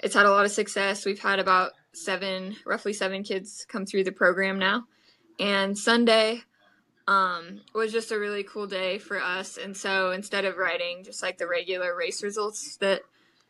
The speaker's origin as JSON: {"language": "English", "town": "Des Moines", "region": "Iowa", "country": "United States", "said": "I'm from Des Moines, Iowa, and I'm 21 years old"}